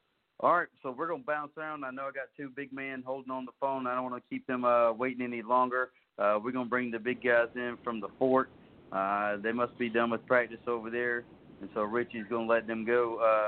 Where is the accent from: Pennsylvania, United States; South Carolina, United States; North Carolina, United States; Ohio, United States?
South Carolina, United States; I grew up in Calden County, which is now would be Calden County High School. Back in the day, it was Walterboro.